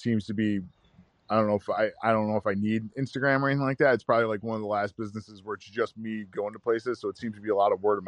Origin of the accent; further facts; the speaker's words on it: New York, United States; I'm from New York, it's like yellow cabs and skyscrapers and all I see is farmland and turkey and deer